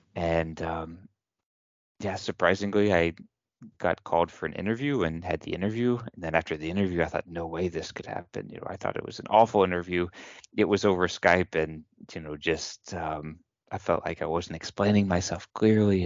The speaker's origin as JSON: {"language": "English", "region": "Kentucky", "country": "United States", "moved": "yes", "said": "I'm from the United States, from Kentucky, and I went to a local university, the University of Louisville"}